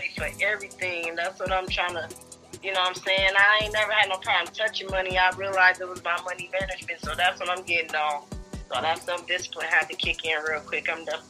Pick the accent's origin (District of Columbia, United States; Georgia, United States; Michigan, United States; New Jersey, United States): Michigan, United States; Jackson; Yeah, I'm from Jackson, Michigan.